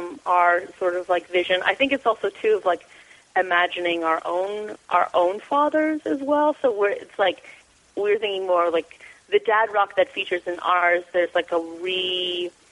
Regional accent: Columbus, Ohio, United States; moved away; I'm from Columbus, Ohio

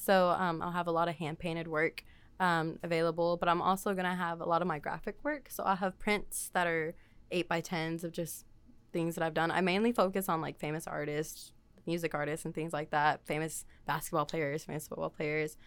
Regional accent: Waco, Texas, United States; I'm actually from Waco

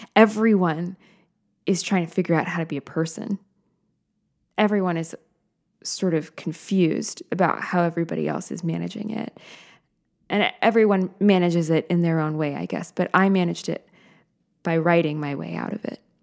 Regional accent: United States; I am an American human being living now

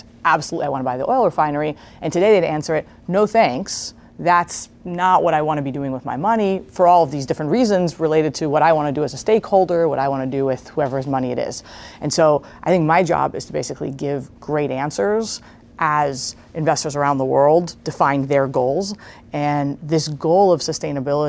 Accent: Israel; moved away as an adult; also born or lived in Princeton, United States; now in United States; I was born in Israel.

